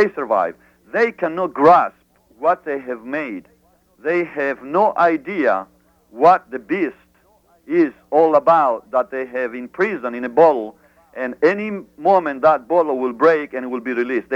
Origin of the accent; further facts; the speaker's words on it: Greece; moved away; I grew up in abroad in Greece.